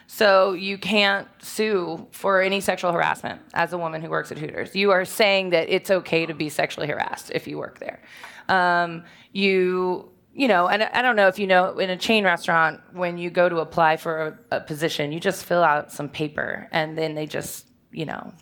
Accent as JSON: {"language": "English", "town": "Richmond", "region": "Virginia", "country": "United States", "tie": "born or raised there", "said": "I'm from Richmond, and I grew up here in the West End, and went to college here, went to VCU"}